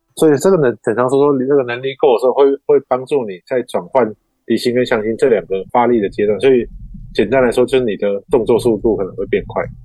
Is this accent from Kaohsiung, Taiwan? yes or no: yes; Kaohsiung, Taiwan; moved away as an adult; now in Taipei, Taiwan; 我是高雄人